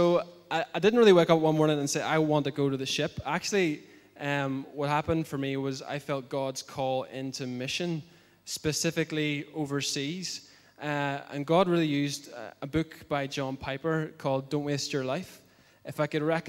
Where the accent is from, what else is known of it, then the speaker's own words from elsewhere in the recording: Bangor, Northern Ireland, United Kingdom; I come from Bangor, from this church